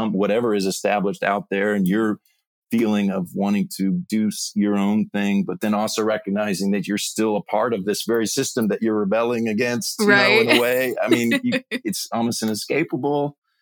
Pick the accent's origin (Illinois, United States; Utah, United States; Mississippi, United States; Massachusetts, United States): Mississippi, United States; I grew up in Mississippi, happy family